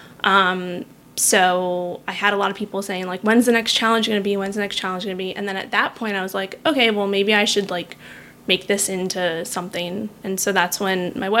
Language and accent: English; New York City, New York, United States; moved away as an adult; also born or lived in Florida / West Palm Beach, Florida; now in San Diego, United States; I am originally from Manhattan, New York, born and raised there.